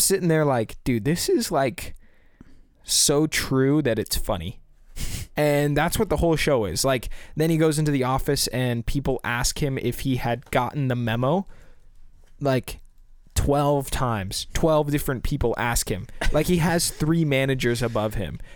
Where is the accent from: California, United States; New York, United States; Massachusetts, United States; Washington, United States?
California, United States; Silicon Valley; we're from the Silicon Valley